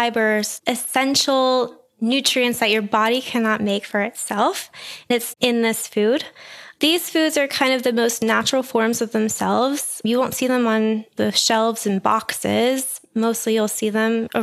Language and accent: English; Pittsburgh, Pennsylvania, United States; I'm from Pittsburgh